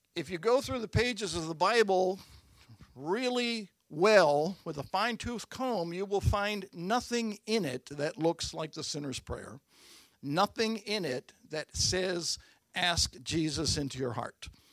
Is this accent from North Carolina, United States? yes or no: no; Baltimore, Maryland, United States; I was born at Bon Secours Hospital in Baltimore.